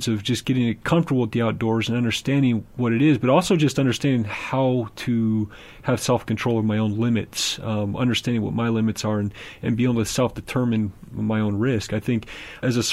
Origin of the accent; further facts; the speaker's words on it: Southern California, United States; I grew up in Southern California